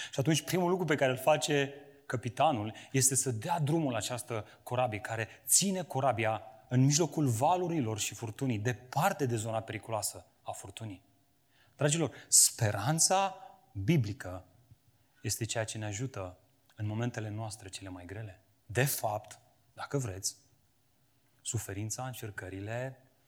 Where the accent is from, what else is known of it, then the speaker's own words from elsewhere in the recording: Romania; am crescut în România cu această conștiință creștină